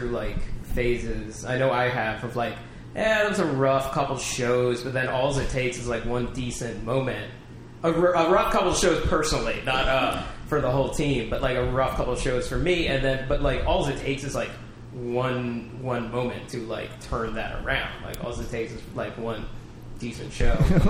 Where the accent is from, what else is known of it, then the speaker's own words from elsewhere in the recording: Philadelphia, Pennsylvania, United States; accent: Philadelphia; my Philadelphia accent